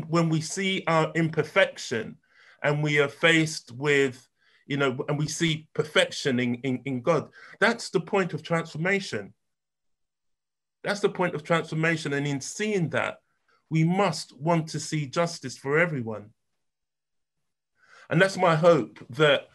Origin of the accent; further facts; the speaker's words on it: London, United Kingdom; The area that I grew up in North Kensington